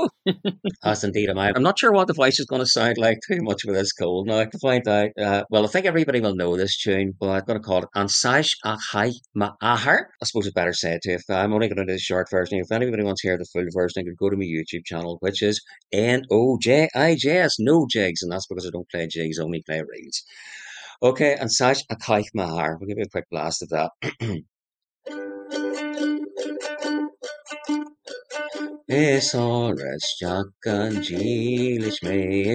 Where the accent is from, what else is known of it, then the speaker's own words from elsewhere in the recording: Lurgan, Northern Ireland, United Kingdom; Lurgan and County Armagh. That's my hometown.